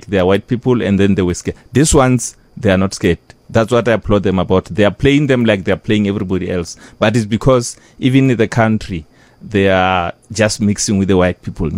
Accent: Zebediela, Limpopo, South Africa; also born or lived in Johannesburg; I'm a boy from Zibidiela, Garakwata, I mean, from the Bundus.

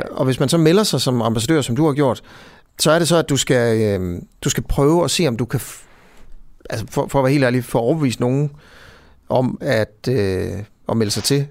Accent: Hovedgård, Central Denmark Region, Denmark; jeg er jo selv fra Hovedgård

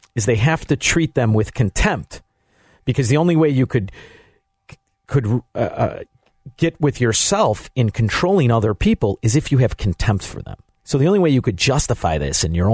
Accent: Melrose Park, Illinois, United States; I grew up in Melrose Park

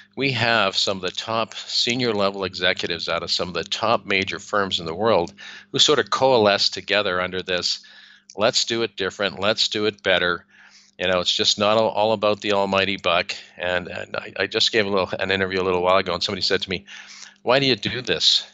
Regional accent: Canada; now in Spain; i am a Canadian originally

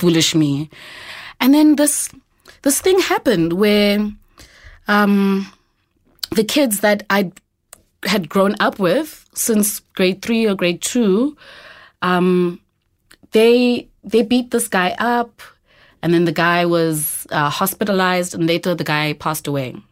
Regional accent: Eastern Cape, South Africa; moved away as an adult; now in Johannesburg, South Africa; I'm originally from the Eastern Cape.

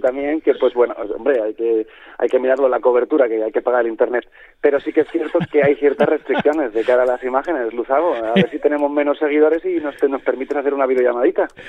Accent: Spain; siendo españoles

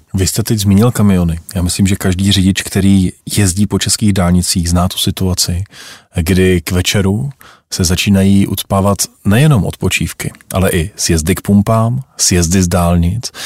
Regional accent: Czechia; jsme my Češi

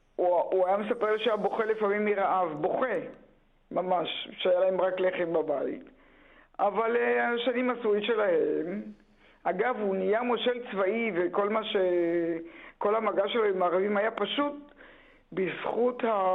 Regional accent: Ein HaHoresh, Central District, Israel; now in Tel Aviv, Israel; אני נולדתי בקיבוץ עין החורש

